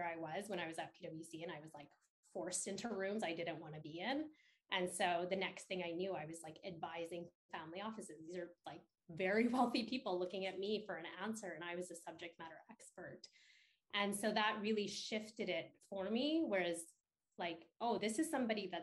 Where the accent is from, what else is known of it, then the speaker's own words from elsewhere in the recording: Edmonton, Alberta, Canada; moved away; I grew up in Edmonton in like this small community